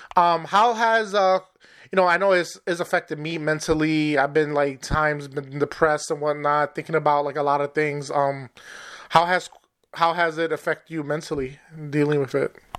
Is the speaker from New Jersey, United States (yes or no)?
no; New York, United States; moved away; I'm originally from New York